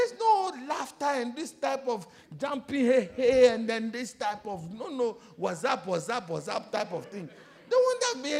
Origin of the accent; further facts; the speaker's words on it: South Africa; I said, me, I'm not a Ghanaian, I'm a Zulu boy.